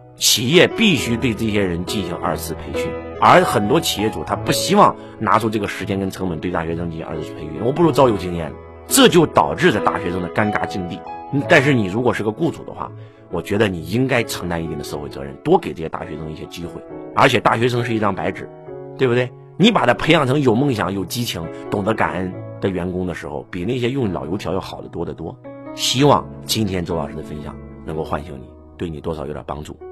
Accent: China; 我们中国人

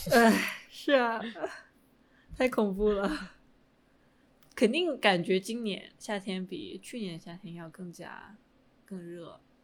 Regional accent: Hunan, China; moved away; 至少在我的家乡

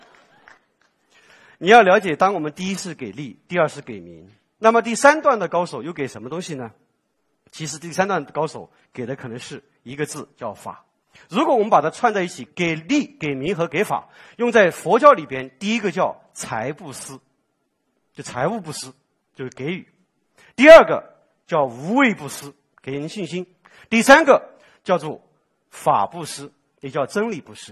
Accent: Sichuan, China; 我作为四川人

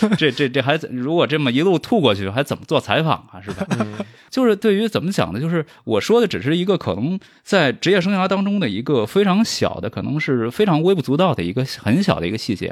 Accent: a village in southern China, Anhui, China; moved away; 因为我是一个来自于中国南方这个乡村的 少年，这个确实就， 就我所， 我所能接触到的，带字儿的东西，就是每天会发到我们家的这个《人民日报》《安徽日报》

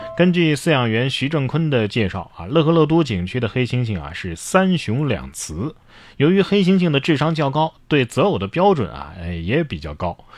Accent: China; 我们中国人

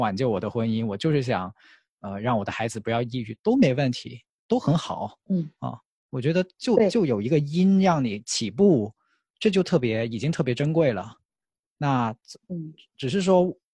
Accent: Foshan, Guangdong, China; 因为我来自佛山嘛

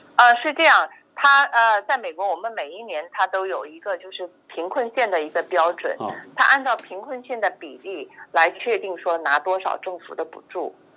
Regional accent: China; 我们中国人一般叫红蓝卡

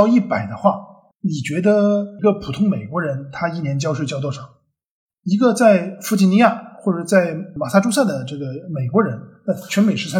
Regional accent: China; 在造反问题上面，我们中国人的传统智慧基本上有两个哦，对不起，有三个。

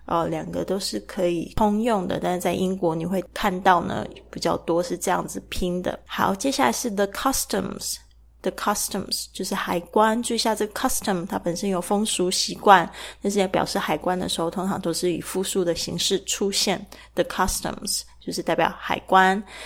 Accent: Kaohsiung, Taiwan; 我的老家高雄盐城区

